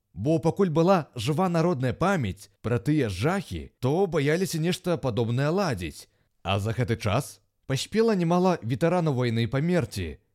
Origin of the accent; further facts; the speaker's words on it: Belarus; мы ж беларусы, частка еўрапейскага цывілізаванага света